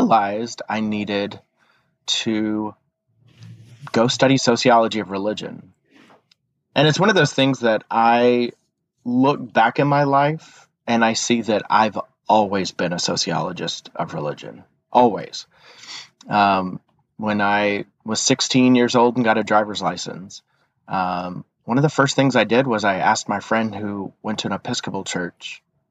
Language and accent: English; East Texas, United States; I was raised in East Texas